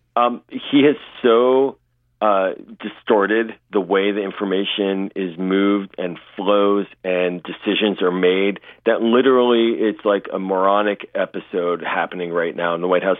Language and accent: English; Pittsburgh, Pennsylvania, United States; moved away; I'm originally from Pittsburgh